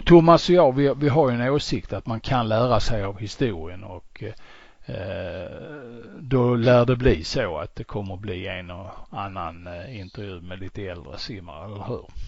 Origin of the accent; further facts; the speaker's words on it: Sweden; för vår del som svenskar